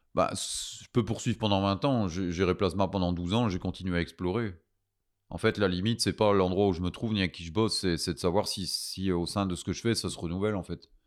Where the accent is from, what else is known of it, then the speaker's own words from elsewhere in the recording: Belgium; je suis un Belge